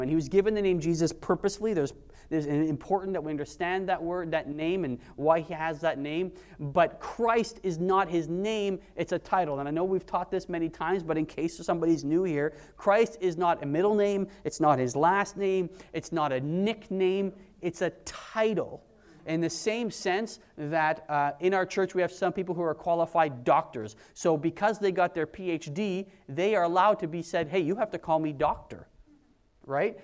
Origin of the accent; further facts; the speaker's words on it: Canada; we're Canadian